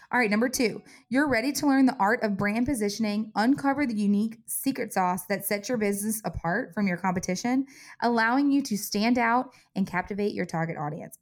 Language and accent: English; Covington, United States; my hometown, Covington